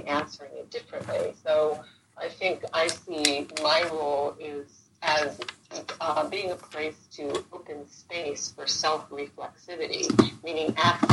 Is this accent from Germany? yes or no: no; Central East Coast, Florida, United States; now in Los Angeles, United States; I'm originally from Florida. The Central East Coast, where the rockets used to go off into space